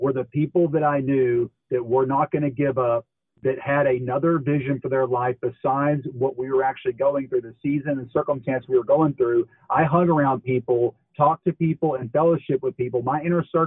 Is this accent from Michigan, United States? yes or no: no; Dallas, Texas, United States; I'm from Dallas. I'm from the Dallas area